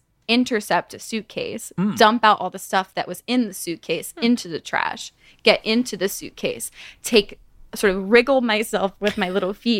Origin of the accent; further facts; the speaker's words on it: Santa Clarita, California, United States; I'm from just outside of Hollywood.